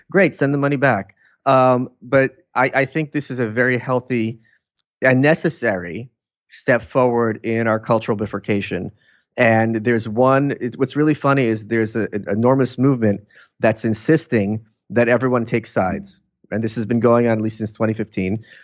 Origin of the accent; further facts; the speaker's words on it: New York City, New York, United States; also born or lived in Lviv, Ukraine; I grew up in Brooklyn. I was born there.